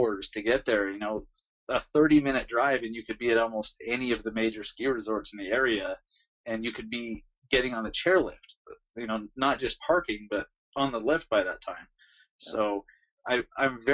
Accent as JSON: {"language": "English", "town": "Salt Lake City", "region": "Utah", "country": "United States", "tie": "born or raised there", "said": "I loved growing up here"}